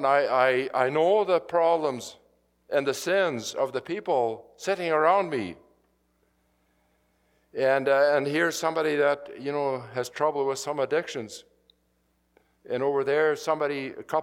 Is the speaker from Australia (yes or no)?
no; Saskatchewan, Canada; moved away; I grew up in Saskatchewan